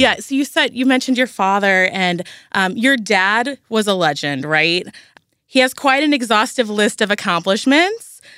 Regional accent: St. Louis, Missouri, United States; I'm a Saint Louis girl. I grew up in North County

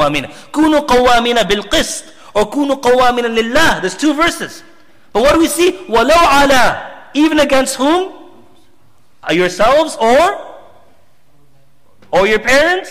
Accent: Zambia; I come from Zambia

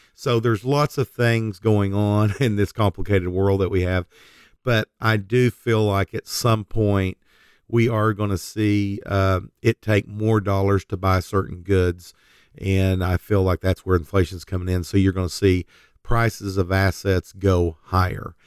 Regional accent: Oklahoma, United States; we're from Oklahoma.

